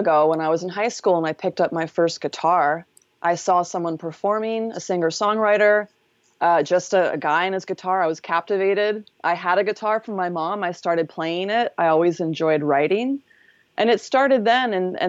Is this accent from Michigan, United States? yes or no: no; Seaside Heights, New Jersey, United States; also born or lived in Philadelphia / Pennsylvania; Oh, on the East Coast, I was born in Philly, and then we lived in rural Pennsylvania a bit. And then New Jersey, Seaside Heights, Toms